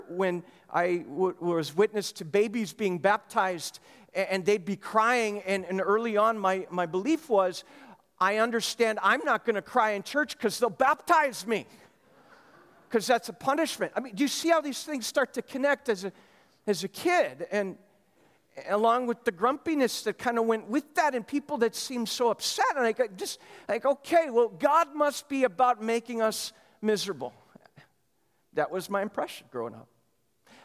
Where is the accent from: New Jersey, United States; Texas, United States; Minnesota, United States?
Minnesota, United States; Lester Prairie; moved away; confessed it to the church in Lester Prairie, Minnesota